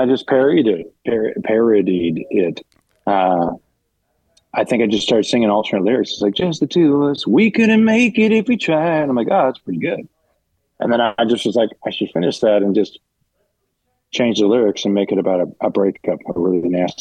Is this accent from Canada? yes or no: yes; Canada; now in Los Angeles, United States; all of us being growing up in Canada